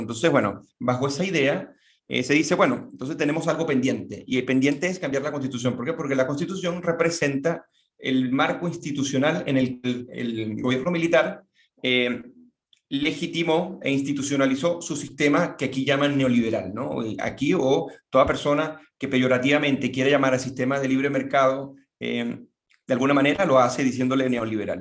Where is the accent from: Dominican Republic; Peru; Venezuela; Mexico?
Venezuela; Caracas, Capital District; moved away as an adult; now in Santiago, Chile; soy oriundo de Caracas, Venezuela, y vivo en Santiago de Chile desde hace un poco más de siete años.